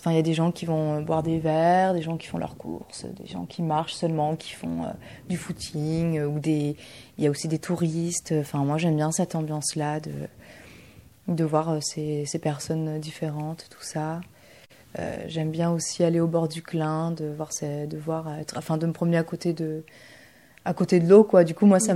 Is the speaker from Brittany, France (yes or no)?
no; Bordeaux, Nouvelle-Aquitaine, France; also born or lived in Bulgaria; now in Poitiers, France; je, suis de Bordeaux et euh, je me suis installée euh, à Poitiers là depuis l'année dernière. Et je suis suis pas née en France, je suis née en Bulgarie